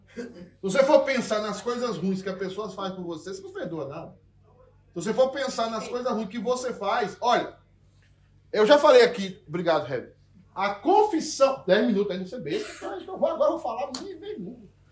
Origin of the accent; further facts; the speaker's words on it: Northeast Region, Brazil; accent: nordestino; moved away; Agora eu falei como nordestino